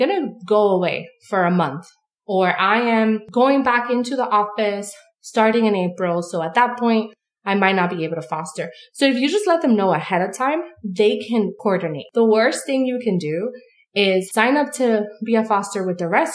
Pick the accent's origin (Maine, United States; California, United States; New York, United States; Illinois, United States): New York, United States; New York City; now in upstate New York, United States; I'm born and raised in New York City.